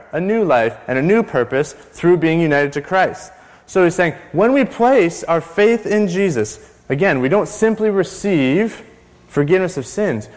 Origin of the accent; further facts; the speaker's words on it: Canada; I'm still a white male Canadian